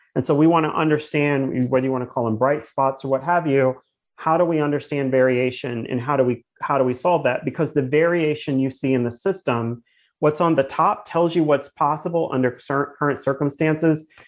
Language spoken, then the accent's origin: English; Pittsburgh, Pennsylvania, United States; also born or lived in Kansas City; now in Charlotte, United States; as a child um, when I was initially growing up in Pittsburgh